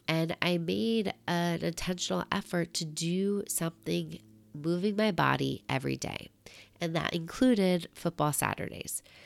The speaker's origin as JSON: {"language": "English", "region": "New York", "country": "United States", "also_born_or_lived": "Michigan", "said": "being a New Yorker, you're used to walking a lot"}